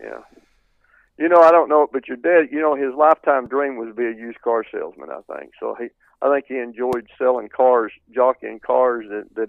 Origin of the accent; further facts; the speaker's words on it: Tennessee, United States; moved away; I was from Tennessee